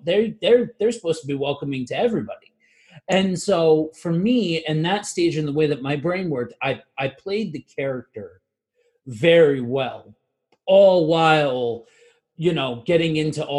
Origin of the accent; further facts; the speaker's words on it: northeastern Pennsylvania, United States; I am from northeastern Pennsylvania. If you've ever seen the show The Office, I am from where that show is based off of. And I grew up in this area